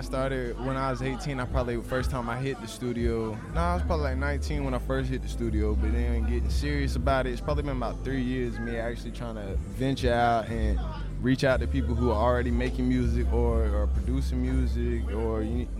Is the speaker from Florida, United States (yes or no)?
yes; Panama City, Florida, United States; moved away as an adult; also born or lived in Tallahassee; now in Central Florida, United States; I'm from Panama City. I did most of my growing up in Panama City. I was born in Tallahassee, but I did my growing up in Panama City. So that's where I feel like I'm from.